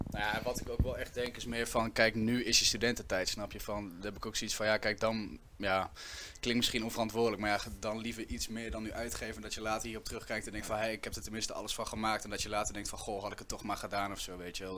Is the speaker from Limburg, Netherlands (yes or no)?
no; Winterswijk, Gelderland, Netherlands; moved away as an adult; now in Nijmegen, Netherlands; Ik kom oorspronkelijk uit, uh, uit Winterswijk. Ik woon nu 2,5 jaar in Nijmegen